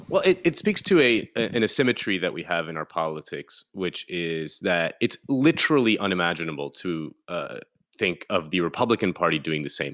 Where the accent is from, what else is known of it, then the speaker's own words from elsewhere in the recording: Key Biscayne, Florida, United States; I grew up on Key Biscayne